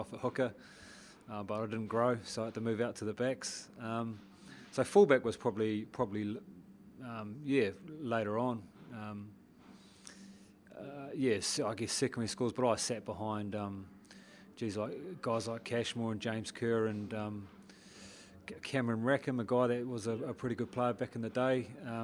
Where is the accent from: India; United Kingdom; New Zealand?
New Zealand; Paekākāriki, Wellington; also born or lived in Ireland; I was brought up in Paikokoriki, which is, 5-minute car ride to the big smoke of Parapara